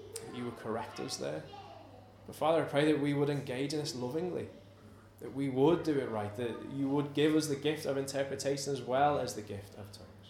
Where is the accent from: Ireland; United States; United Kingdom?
United Kingdom; we're British, we're conservative